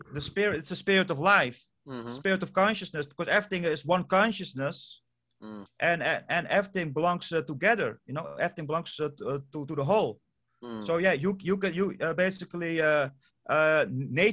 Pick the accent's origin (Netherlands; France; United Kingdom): Netherlands; first language Dutch; English is a second language; I'm from Europe, the Netherlands. So English is not even my native language. So I'm Dutch is my native language.